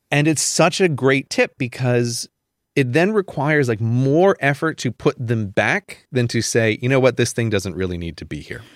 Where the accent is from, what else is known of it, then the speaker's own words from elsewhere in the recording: United States; growing up in America